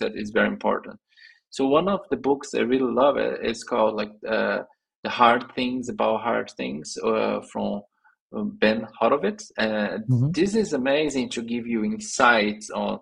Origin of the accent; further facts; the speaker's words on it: Brazil; English is a second language; moved away as an adult; also born or lived in São Paulo, Brazil; I was in my hometown with my parents living there. I was a software developer back then